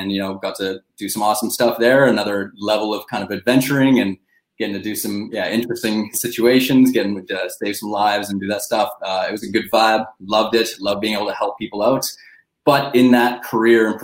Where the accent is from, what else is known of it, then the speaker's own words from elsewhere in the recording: Canada; growing up in Canada